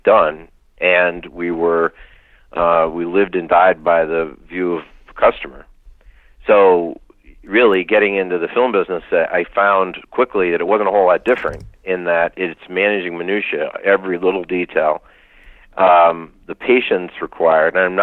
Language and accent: English; near Lake Wallenpaupack, Pennsylvania, United States; I was raised near Lake Wallenpaupack in Pennsylvania.